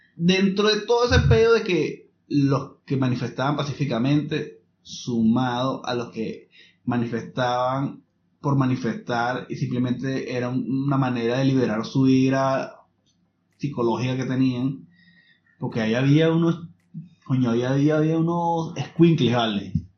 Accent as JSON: {"language": "Spanish", "country": "Venezuela", "moved": "yes", "lives_now": "Chile", "said": "nosotros como venezolanos"}